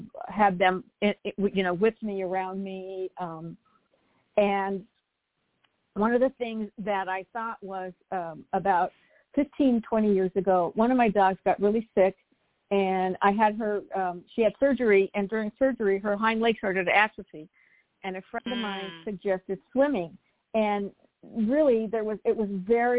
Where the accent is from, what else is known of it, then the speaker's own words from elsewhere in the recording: Monterey Park, California, United States; also born or lived in New Jersey; now in Torrance, United States; I grew up right outside of downtown L.A. in Monterey Park.